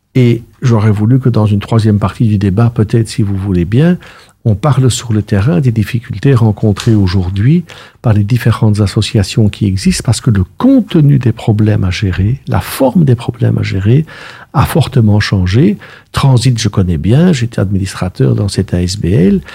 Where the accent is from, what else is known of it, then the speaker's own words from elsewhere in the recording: Brussels, Brussels-Capital Region, Belgium; je suis intensément bruxellois. Je suis né à la rue Haute, derrière la dame qui vend des caricoles